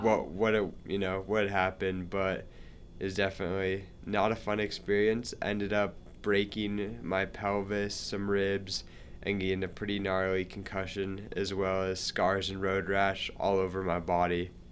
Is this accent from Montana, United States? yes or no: yes; Montana, United States; moved away as an adult; now in Salt Lake City, United States; I'm from Montana